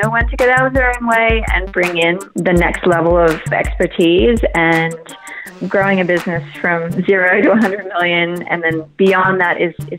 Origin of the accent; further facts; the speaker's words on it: Queensland, Australia; moved away; I'm originally from Queensland, which is the most northeastern state in Australia